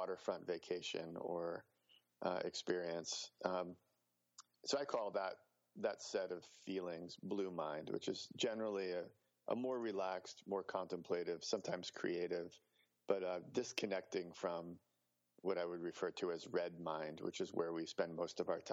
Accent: New Jersey, United States; moved away; also born or lived in New York City / Chicago / Indiana; I grew up on the East Coast. I was born in New York City, grew up in New Jersey. Then we moved to Chicago.

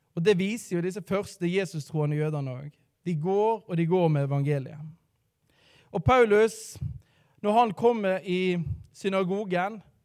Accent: Radøy, Vestland, Norway; now in Bergen, Norway; Jeg er fra um, eh, Radøy, så jeg er da stril

